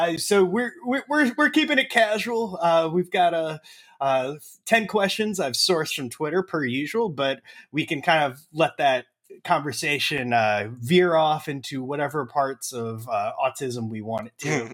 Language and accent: English; East Coast, United States; I grew up on the East Coast